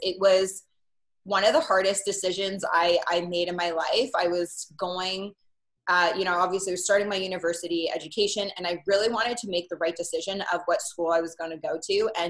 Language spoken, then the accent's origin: English; Oakville, Ontario, Canada; moved away as an adult; also born or lived in Etobicoke / Oahu, Hawaii; I was born in Etobicoke, and when I was about 3 weeks old, moved to Oakville. And that's really where I was raised. I lived there till I was 18. And then I moved to the island of Oahu in Hawaii